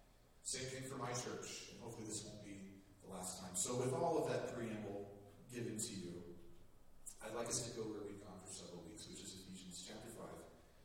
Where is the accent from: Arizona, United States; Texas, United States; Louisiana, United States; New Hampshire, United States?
Texas, United States; northeast; also born or lived in Kentucky; now in Anchorage, United States; But we made it to Kentucky. We eventually came to Alaska. I grew up in northeast Texas, but while we were in Kentucky, I took an interview, an opportunity with the church that I'm at now.